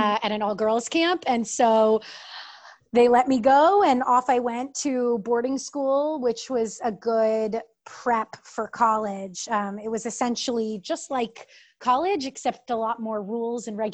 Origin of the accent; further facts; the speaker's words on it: Connecticut, United States; moved away as an adult; also born or lived in New York; now in Chicago, United States; I grew up in Connecticut and my family's all from upstate New York